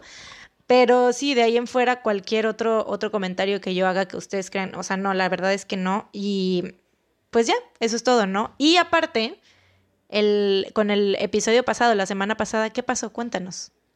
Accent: Veracruz, Mexico; tenemos este tono de voz así de que hablamos medio golpeado, sobre todo los jarochos

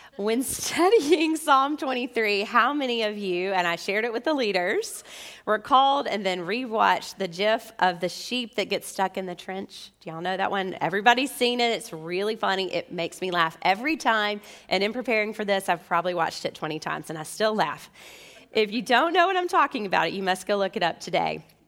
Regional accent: Memphis, Tennessee, United States; as American believers and even Memphians.

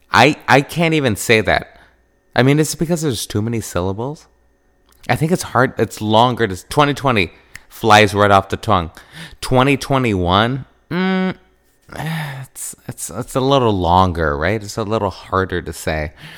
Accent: Wisconsin, United States; I grew up in Wisconsin

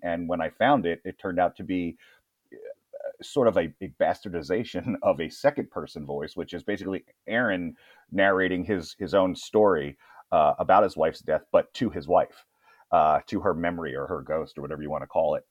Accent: Annapolis, Maryland, United States; moved away; also born or lived in Brooklyn, New York; I'm originally from Brooklyn, New York

